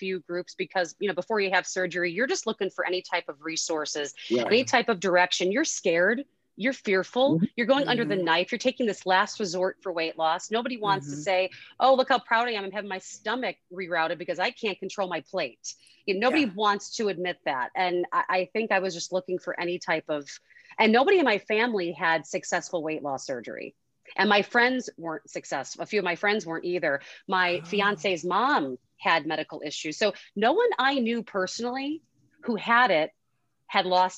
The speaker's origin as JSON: {"language": "English", "town": "Chicago", "region": "Illinois", "country": "United States", "said": "I'm from Chicago"}